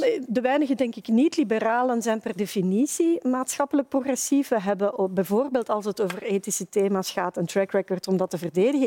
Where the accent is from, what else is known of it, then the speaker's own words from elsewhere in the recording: Flemings, Flanders, Belgium; als Vlamingen